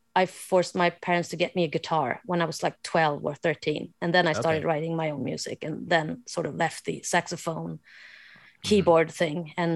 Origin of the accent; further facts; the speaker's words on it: Småland, Sweden; English is a second language; I grew up in Småland